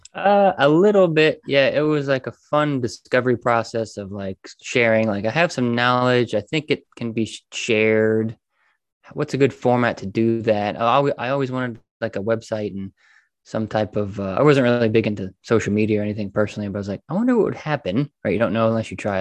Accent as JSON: {"language": "English", "region": "Indiana", "country": "United States", "also_born_or_lived": "Florida", "moved": "as an adult", "said": "we live, we live, we're from Indiana. So we moved to Florida"}